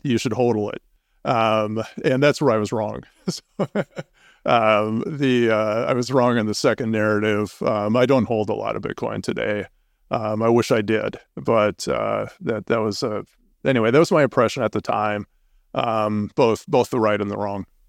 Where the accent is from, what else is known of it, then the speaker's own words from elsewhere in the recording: Minnesota, United States; moved away as an adult; now in Boulder, United States; I'm originally from Minnesota, and we moved to, uh, Colorado in two thousand six